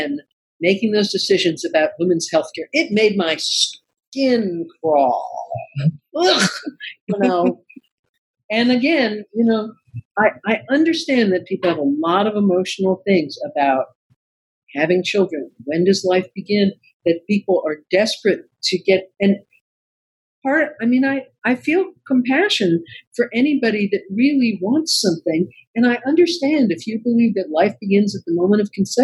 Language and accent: English; the South, United States; I'm from the South and I love the South